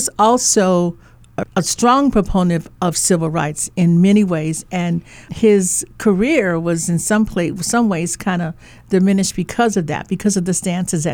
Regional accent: Chicago, Illinois, United States; now in Honolulu, United States; I grew up in Chicago

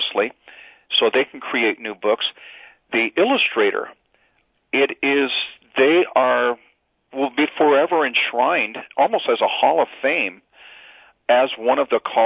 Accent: Arizona, United States; I grew up in the West and in desert area in Arizona

